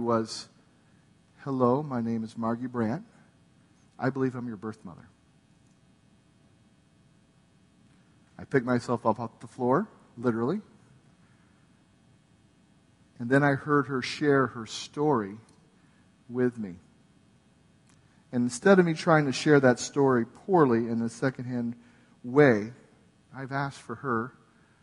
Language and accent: English; California, United States; also born or lived in New Jersey; I was raised in California.